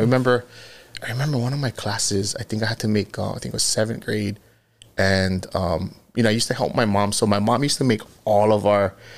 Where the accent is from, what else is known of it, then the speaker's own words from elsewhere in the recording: Kahalu'u, Hawaii, United States; born and raised in Kahalu'u, Okana Road.